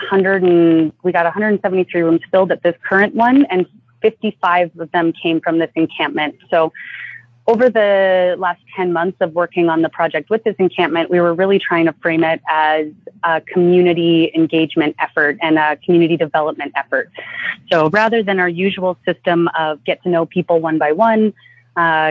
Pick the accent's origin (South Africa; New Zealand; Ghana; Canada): Canada; now in Los Angeles, United States; being Canadian here in the States